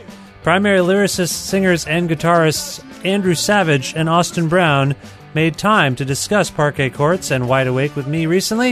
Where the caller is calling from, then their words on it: Guelph, Ontario, Canada; I'm calling you from Guelph, Ontario, Canada